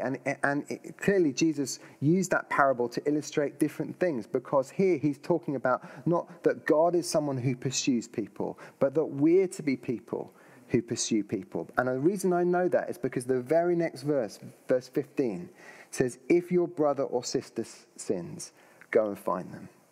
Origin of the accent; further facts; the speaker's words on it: United Kingdom; if we're British.